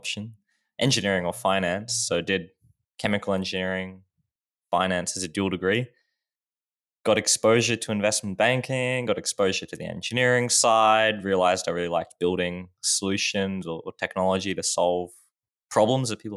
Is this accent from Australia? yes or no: yes; Australia; I guess always been in Australia